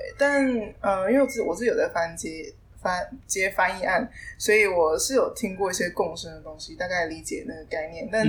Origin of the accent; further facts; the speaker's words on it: Kaohsiung, Taiwan; moved away as an adult; now in Taichung, Taiwan; 我是高雄人。那其实在这之前我并没有北漂过，就是从小就在在就在高雄呃长大，然后念书。这是来台中是因为要职训，